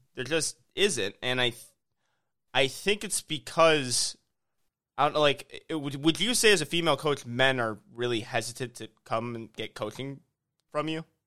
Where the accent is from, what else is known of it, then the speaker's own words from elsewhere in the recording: Illinois, United States; now in Houston, United States; I'm from Illinois.